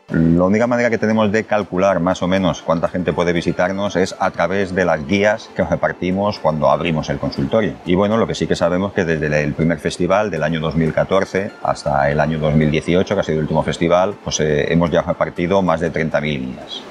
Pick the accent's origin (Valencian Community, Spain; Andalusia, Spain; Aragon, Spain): Valencian Community, Spain; Fanzara; also born or lived in Barcelona; soy de Fanzara, aunque he nacido en Barcelona, me quedé aquí a vivir, llevo ya 28 años viviendo en Fanzara